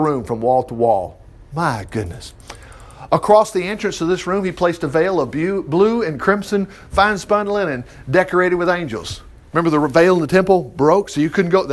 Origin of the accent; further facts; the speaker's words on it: Huntsville, Alabama, United States; also born or lived in Florida; When I grew up, I've been in Huntsville since 1960, since I was born. I was born in Florida, but I came up here immediately